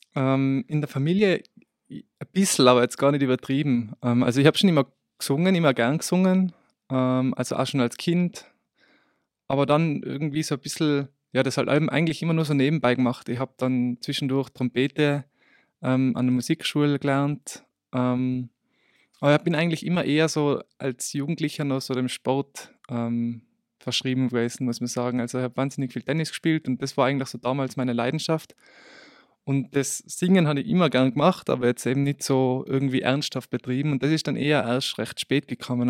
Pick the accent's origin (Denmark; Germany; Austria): Austria; Obsteig, Tyrol; moved away as an adult; now in Innsbruck, Austria; Eigentlich komme ich aus Obsteig und ich bin jetzt eben seit eh seit Beginn dieses Jahres in Innsbruck